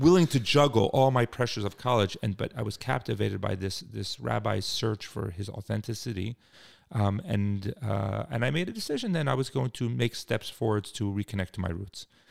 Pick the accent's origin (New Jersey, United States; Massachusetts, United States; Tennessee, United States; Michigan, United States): New Jersey, United States; Cherry Hill; moved away as an adult; also born or lived in Washington, D.C.; I grew up in, um, a suburb of Philadelphia, actually Cherry Hill, New Jersey